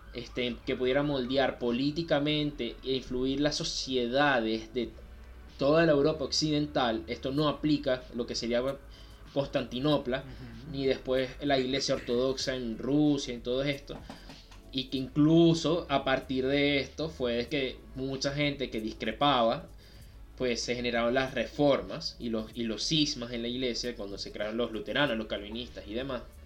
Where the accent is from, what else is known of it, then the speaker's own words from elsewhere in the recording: Venezuela; nosotros somos de Venezuela